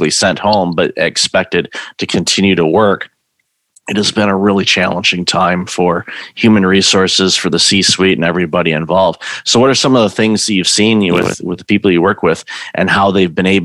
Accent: Midwest, United States; moved away; also born or lived in Toronto / San Diego; I'm originally from the Midwest and then moved to Toronto

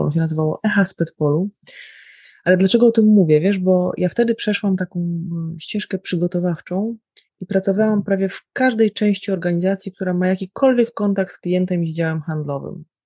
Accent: Białystok, Podlaskie Voivodeship, Poland; moved away; przyjechałam do domu i w białym stoku moim rodowitym mieście

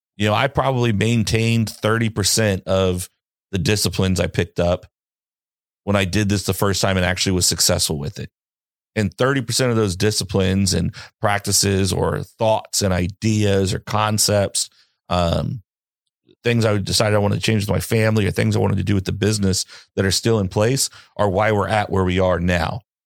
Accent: the South, United States; I'm from the South. We don't really get snow like

